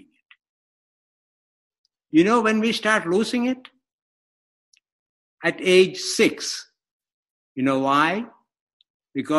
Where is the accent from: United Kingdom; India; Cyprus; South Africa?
India; moved away; I grew up in India